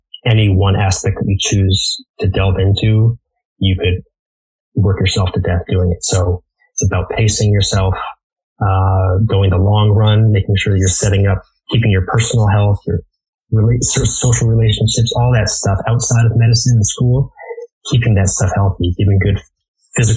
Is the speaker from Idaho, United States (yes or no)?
no; Connecticut, United States; moved away; also born or lived in Baltimore, Maryland; my hometown in Connecticut